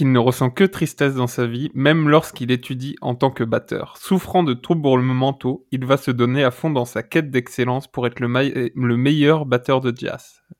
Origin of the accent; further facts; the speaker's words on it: Ardèche, Auvergne-Rhône-Alpes, France; J'ai fait mon enfance en Ardèche